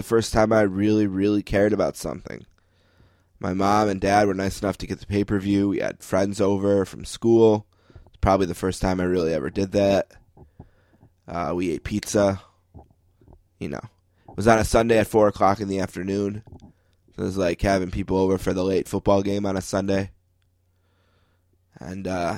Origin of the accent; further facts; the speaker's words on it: New York, United States; I'm a New Yorker